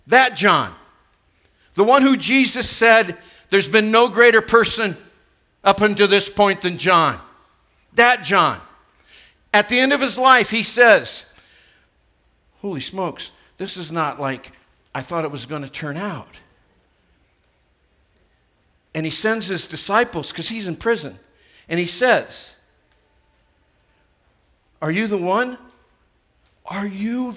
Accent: United States; why was I born in the United States? It's not my fault that I'm an American

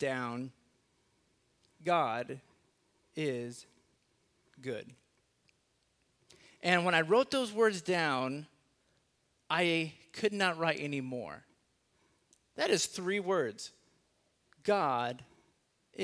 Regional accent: Los Angeles, California, United States; also born or lived in South Carolina; now in Texas, United States; I was born in South Carolina, raised in Los Angeles, and somehow got stuck in Texas

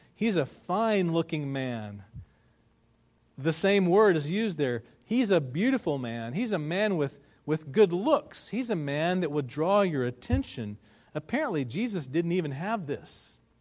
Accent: United States; we as Americans and, and as American Christians

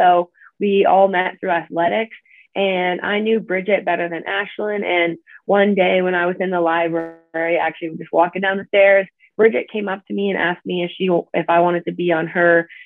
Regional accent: Manitoba, Canada; moved away as an adult; now in South Dakota, United States; I grew up in Canada, in Manitoba, and I've always grown up like super outdoorsy

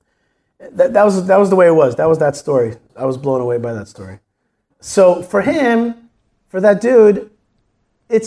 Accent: Israel; I'm from Israel

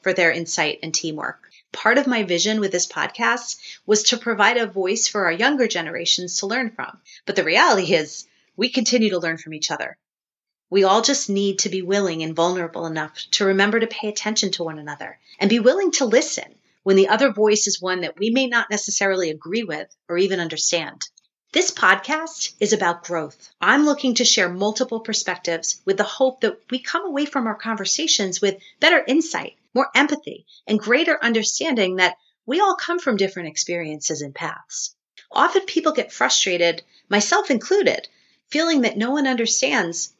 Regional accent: South Shore of Long Island, New York, United States; also born or lived in Baltimore, Maryland / Tampa, Florida; now in Connecticut, United States; I grew up on the South Shore of Long Island

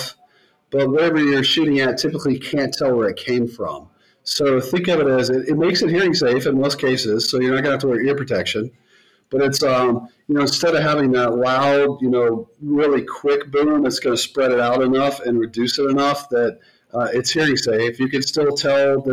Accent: the South, United States; I grew up in the South

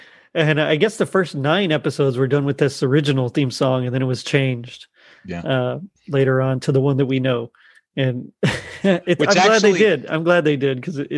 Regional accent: Texas, United States; I'm from Texas here

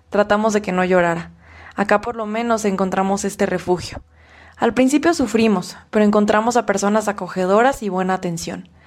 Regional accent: Honduras; now in Mexico; Cuando nos vinimos de Honduras, ya tenía tratamiento psicológico a nosotros como padres que somos nos afecta, nos afecta gravemente. Ahorita que estamos acá en México, ella está ya tranquila.

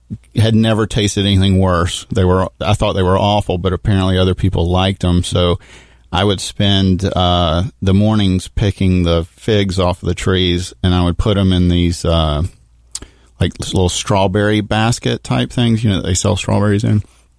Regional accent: Athens, Georgia, United States; born there; Well, real quick, I was born in Athens, Georgia, which is why I'm still a rabid Bulldog fan.

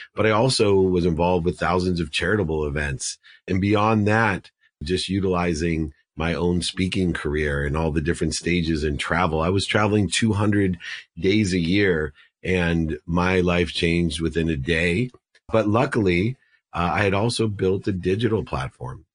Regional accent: Akron, Ohio, United States; I was born in Akron, Ohio

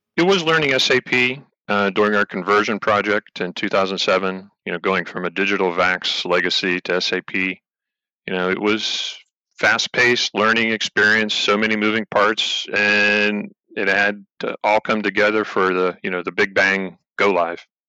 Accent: Finleyville, Pennsylvania, United States; I grew up in a town called uh, Finleyville, PA, which is in the, the western part of the state, just below Pittsburgh

